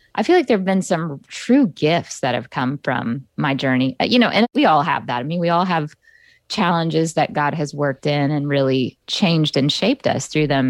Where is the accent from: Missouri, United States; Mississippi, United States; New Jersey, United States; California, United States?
Mississippi, United States; Jackson; now in New York City, United States; I grew up in the South, in the Deep South. I actually was born in Jackson, Mississippi